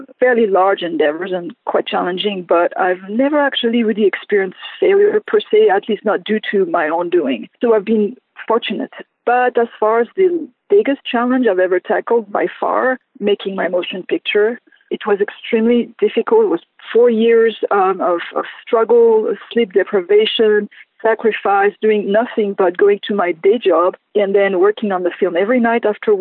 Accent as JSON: {"language": "English", "country": "Lebanon", "tie": "born or raised there", "also_born_or_lived": "Southern California", "moved": "yes", "said": "I grew up in Lebanon, as you know, which was a very conservative country"}